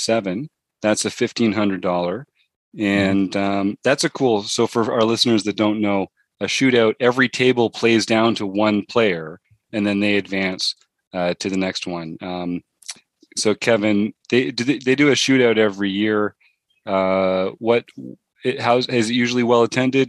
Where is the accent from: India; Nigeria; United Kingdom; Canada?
Canada; I'm from Canada